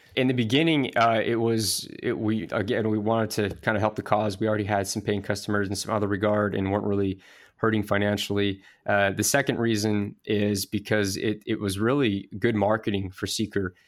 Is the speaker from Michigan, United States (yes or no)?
no; Idaho Falls, Idaho, United States; I actually am from Idaho Falls, Idaho